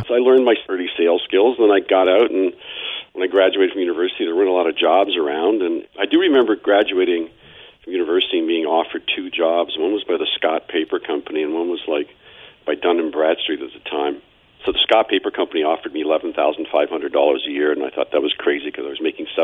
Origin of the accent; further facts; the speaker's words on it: Toronto, Ontario, Canada; I was born in Toronto, as I said earlier, product of two immigrants. Tough neighborhood in Toronto, moved out to the burbs